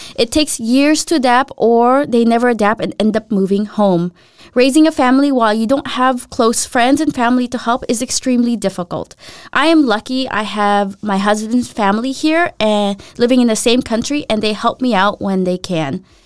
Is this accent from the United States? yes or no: yes; Los Angeles, California, United States; I'm from Los Angeles